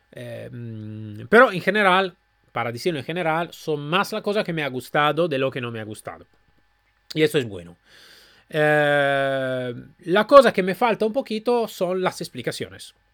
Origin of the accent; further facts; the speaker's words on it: Málaga, Andalusia, Spain; Yo soy de Málaga.